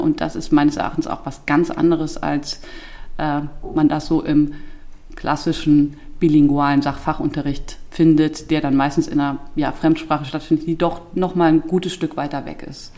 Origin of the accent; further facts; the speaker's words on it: Germany; accent: Moselle Franconian; Wir haben auch viel luxemburgisches Radio und am Anfang auch noch Fernsehen geguckt